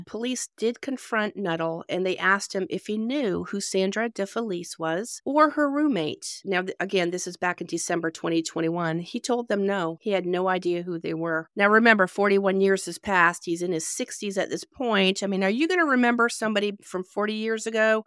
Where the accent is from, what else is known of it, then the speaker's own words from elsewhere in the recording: Canada; also born or lived in North Carolina; now in Georgia, United States; I am originally from Canada, so yeah, I've lived here and there myself